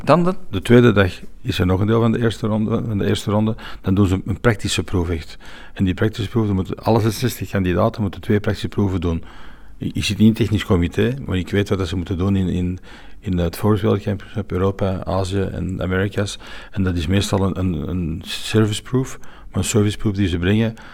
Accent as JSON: {"language": "Dutch", "country": "Belgium", "said": "wij zijn Belgen"}